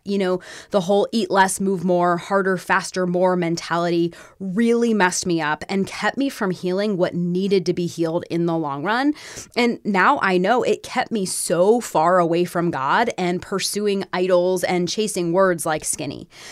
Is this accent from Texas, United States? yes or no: no; Florida, United States; moved away as an adult; now in Tennessee, United States; growing up in Florida, there were always other Jewish kids around.